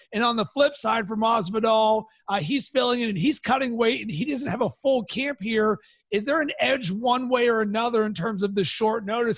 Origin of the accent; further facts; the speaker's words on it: Pittsburgh, Pennsylvania, United States; moved away; also born or lived in Cincinnati; I am from Pittsburgh